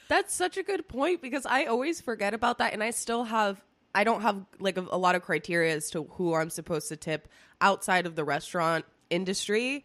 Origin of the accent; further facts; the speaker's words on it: Spain; now in United States; when I was growing up in Spain.